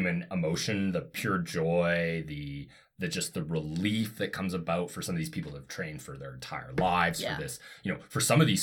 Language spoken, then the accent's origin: English; Canada; I'm from Canada